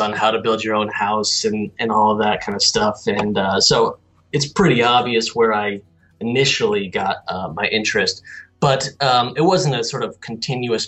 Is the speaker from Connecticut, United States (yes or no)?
yes; Guilford, Connecticut, United States; I'm originally from Connecticut, a small coastal town called Guilford